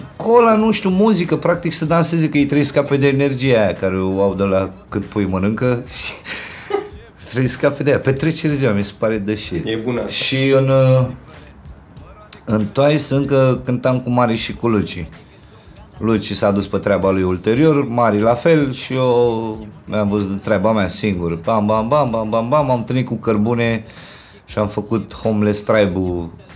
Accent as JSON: {"language": "Romanian", "region": "Bucharest", "country": "Romania", "tie": "born or raised there", "said": "de când m-am mutat din Titan în Berceni"}